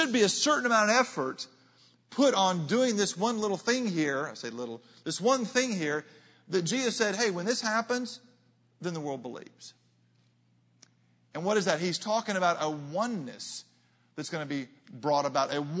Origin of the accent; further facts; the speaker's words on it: Arkansas, United States; I'm a boy from Arkansas.